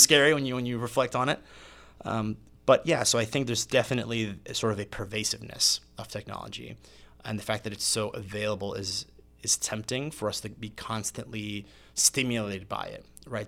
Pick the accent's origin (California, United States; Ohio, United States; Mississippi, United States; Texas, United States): Mississippi, United States; Meridian; moved away as an adult; also born or lived in Puerto Rico / Biloxi, Mississippi / Indiana; grew up and went to high school in Meridian, Mississippi